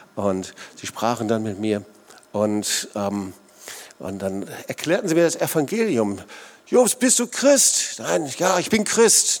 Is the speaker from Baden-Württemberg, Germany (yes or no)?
no; Sauerland, North Rhine-Westphalia, Germany; now in Swabian Jura area, Germany; ich komme aus dem Sauerland